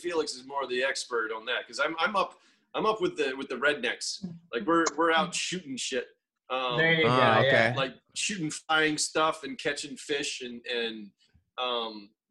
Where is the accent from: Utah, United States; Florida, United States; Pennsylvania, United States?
Florida, United States; Destin; moved away; Where I grew up in Florida, Destin, Florida, up in the Panhandle, the, you know, lower Alabama, the redneck Riviera, is a whole different creature.